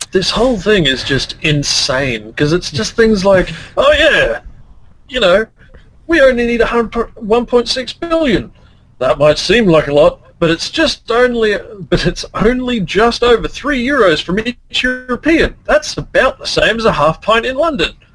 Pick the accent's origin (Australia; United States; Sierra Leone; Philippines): Australia; I'm Australian.